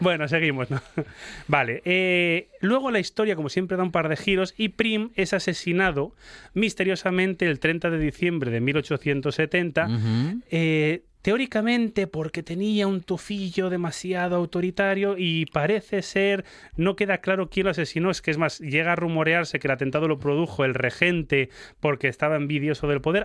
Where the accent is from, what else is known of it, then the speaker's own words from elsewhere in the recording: Spain; lo que somos los españoles